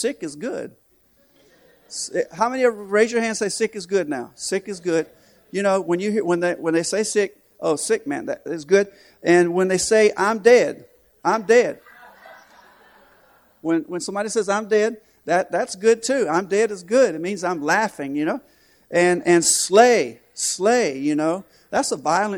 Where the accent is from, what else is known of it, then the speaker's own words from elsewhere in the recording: Florence, South Carolina, United States; moved away as an adult; now in Nicaragua; I'm from Florence, South Carolina